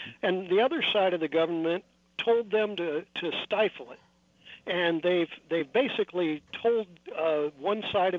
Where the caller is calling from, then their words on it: California, United States; I'm calling you from California